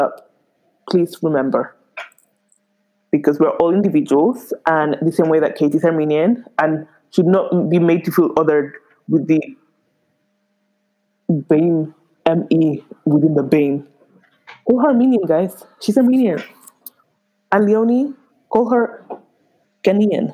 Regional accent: Spain; moved away; I was really born and raised in Spain, but all the way roots in Nigeria

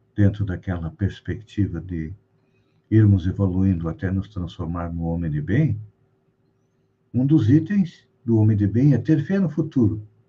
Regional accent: Brazil

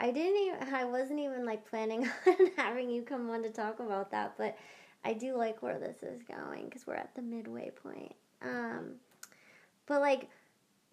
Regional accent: outside Los Angeles, California, United States; I grew up right outside Los Angeles, like, in the valley

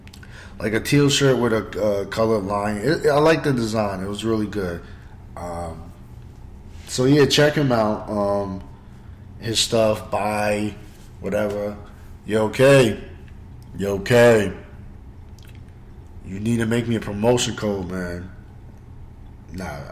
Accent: Roosevelt, United States; my hometown, Roosevelt.

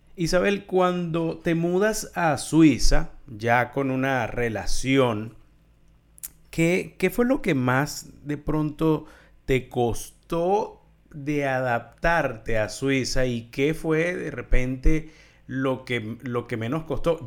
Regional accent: Venezuela; los venezolanos, bueno, somos caribeños, somos, somos latinoamericanos

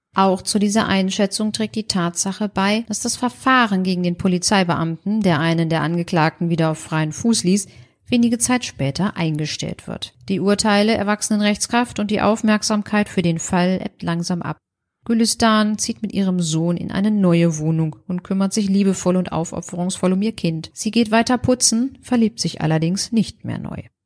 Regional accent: Germany; ich als Deutsche

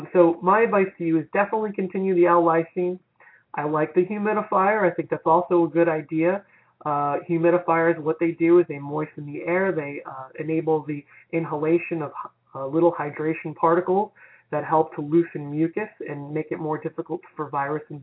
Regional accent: Florida, United States; my home state of Florida

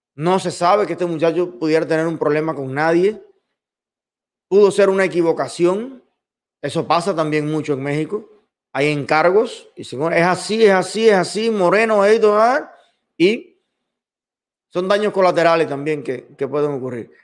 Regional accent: Cuba; A los cubanos donde nos gustaría vivir y haber vivido siempre toda la vida es en Cuba

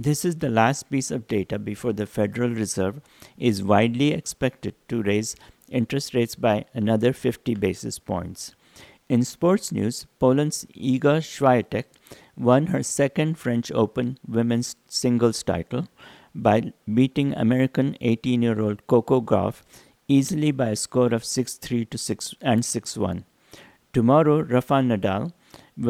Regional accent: India; moved away; growing up in India

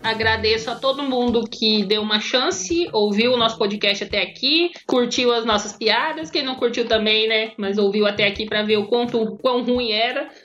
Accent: Brazil; A gente é brasileiro

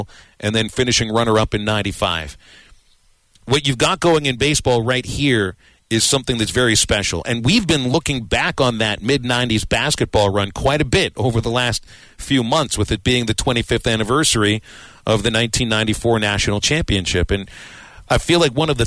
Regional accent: Pittsburgh, Pennsylvania, United States; now in Arkansas, United States; my hometown, Pittsburgh, which I would say is a medium-sized city

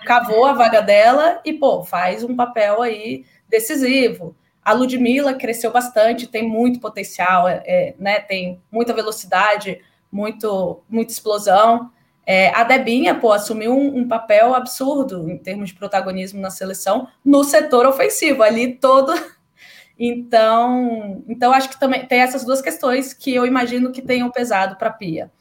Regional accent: Brasília, Federal District, Brazil; eu sou de Brasília

